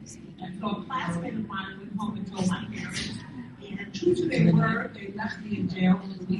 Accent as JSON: {"language": "English", "town": "New York City", "region": "New York", "country": "United States", "tie": "born or raised there", "said": "I'm born and raised in Brooklyn, New York"}